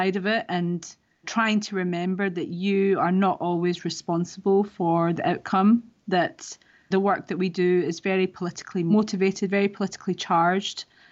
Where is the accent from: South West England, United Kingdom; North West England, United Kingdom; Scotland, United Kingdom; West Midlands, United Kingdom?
Scotland, United Kingdom; moved away as an adult; also born or lived in Middle East; now in London, United Kingdom; I grew up in Scotland from a very young age in a very conservative Muslim family